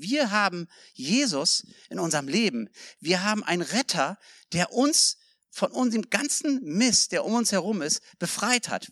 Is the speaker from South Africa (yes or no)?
yes; South Africa; also born or lived in Germany; Ich bin ein Deutscher, ich bin Südafrikaner, aber ich bin auch Deutscher.